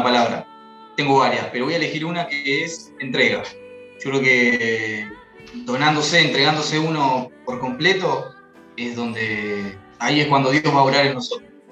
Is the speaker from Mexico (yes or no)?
no; Rosario, Santa Fe, Argentina; tengo 26 años, soy de Rosario